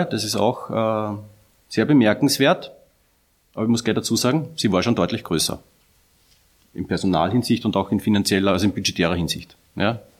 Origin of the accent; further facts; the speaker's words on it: Upper Austria, Austria; Ich bin ja selber Oberösterreicher